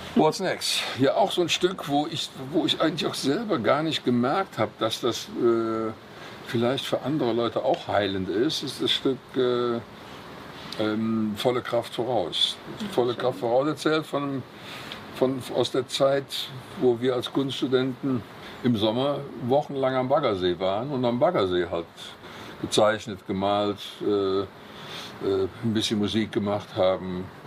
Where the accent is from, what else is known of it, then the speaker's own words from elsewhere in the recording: Cologne, North Rhine-Westphalia, Germany; am Silverins Klösterchen, wo ich geboren bin oder da, wo ich aufgewachsen